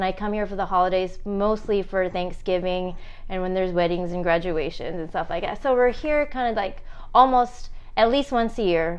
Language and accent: English; Seattle, Washington, United States; I am from Seattle, Washington, and I've been visiting LA for years now.